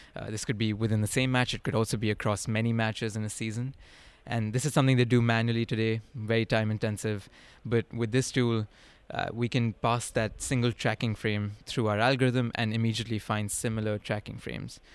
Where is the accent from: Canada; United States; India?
India; moved away as an adult; also born or lived in upstate New York; I grew up in India